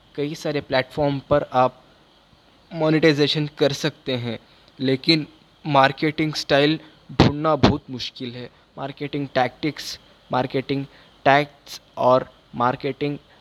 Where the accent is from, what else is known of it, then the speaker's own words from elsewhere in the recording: Bangalore, Karnataka, India; मैं बैंगलोर से बिलोंग करता हूँ